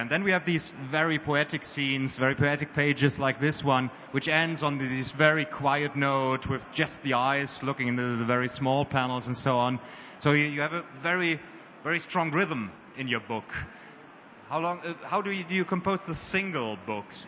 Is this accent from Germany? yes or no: yes; Germany; we as Germans